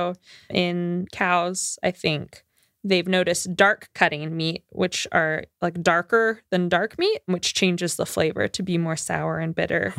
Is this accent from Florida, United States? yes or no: yes; Florida, United States; I'm from Florida. That's very Florida. When I was in Florida, I had the option to have like gator strips